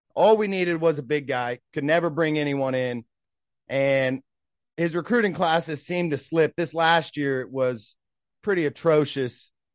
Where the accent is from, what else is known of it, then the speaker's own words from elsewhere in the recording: Tulsa, Oklahoma, United States; we're from Tulsa